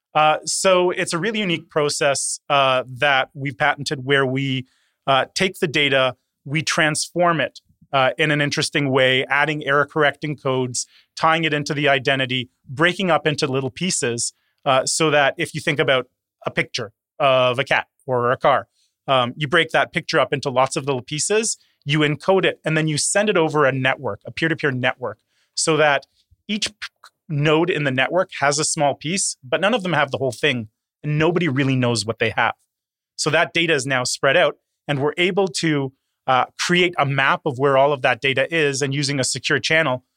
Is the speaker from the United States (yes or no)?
no; Toronto, Ontario, Canada; also born or lived in Curaçao; was born on a small island in the Caribbean, uh, Curacao, uh, but actually grew up here in Toronto